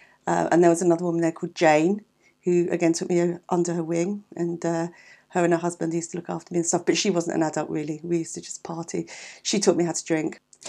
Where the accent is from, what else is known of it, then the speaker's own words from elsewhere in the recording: London, United Kingdom; also born or lived in Eltham; we were born in Catford, okay, which is Southeast 6, deepest, darkest South London, in the early 60s. Okay. And then, so we lived there until I was 18 and my parents moved to Eltham. Mm. So all in South London.